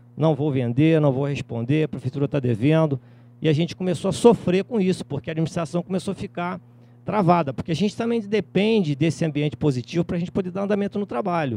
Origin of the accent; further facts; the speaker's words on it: Cantagalo, Rio de Janeiro, Brazil; Eu sou de Cantagalo, fica na Serra, a 53 quilômetros de Nova Friburgo